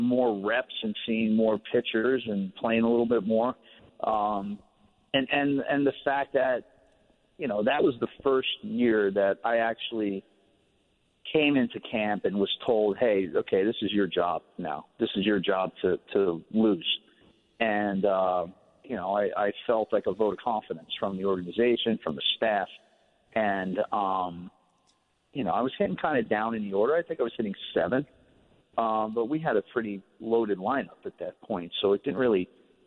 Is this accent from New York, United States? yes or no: yes; New York, United States; We were in the same conference in high school growing up in New York